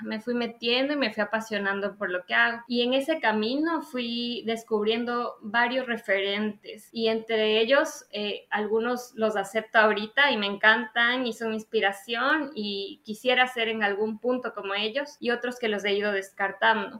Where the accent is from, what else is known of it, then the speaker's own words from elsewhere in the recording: Ambato, Tungurahua, Ecuador; also born or lived in Quito, Ecuador / Guayaquil, Ecuador; soy ambateña